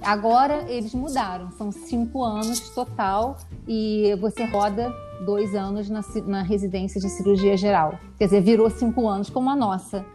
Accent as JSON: {"language": "Portuguese", "region": "Rio de Janeiro", "country": "Brazil", "moved": "as an adult", "lives_now": "Värnamo, Sweden", "said": "eu sou carioca, é, estudei, fiz medicina é, na UERJ"}